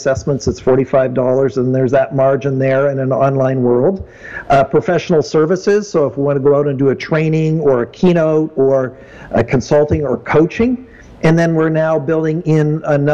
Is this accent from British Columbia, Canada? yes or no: yes; Abbotsford, British Columbia, Canada; I grew up here in Abbotsford, which is an hour out of Vancouver.